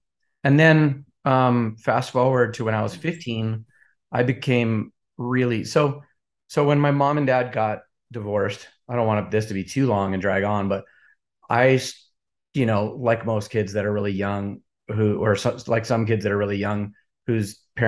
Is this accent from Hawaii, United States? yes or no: yes; Kona, Hawaii, United States; I was born and raised in Hawaii.